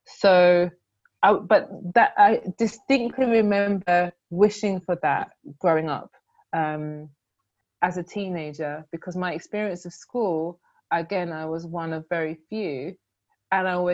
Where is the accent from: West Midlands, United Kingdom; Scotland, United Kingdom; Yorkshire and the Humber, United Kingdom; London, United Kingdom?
London, United Kingdom; Growing up in Croydon, Thornton Heath